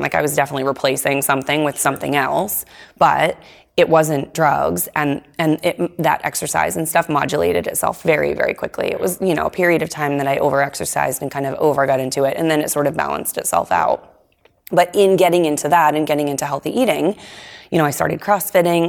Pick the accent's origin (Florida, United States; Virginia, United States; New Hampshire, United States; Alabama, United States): New Hampshire, United States; Nashua; I grew up in Nashua